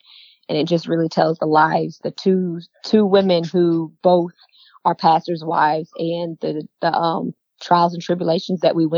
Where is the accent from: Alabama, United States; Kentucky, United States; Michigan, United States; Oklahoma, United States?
Michigan, United States; moved away as an adult; also born or lived in Europe; now in North Carolina, United States; I was born in North Carolina. Okay. And then when I was around 7 years old, I moved to Michigan. And then I moved to Europe for 2 years.